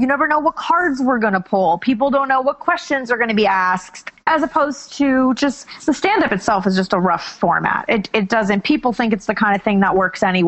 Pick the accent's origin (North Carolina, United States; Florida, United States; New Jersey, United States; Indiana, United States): Florida, United States; Miami; moved away as an adult; also born or lived in Queens, New York City; I grew up in Miami. My mom and dad are here.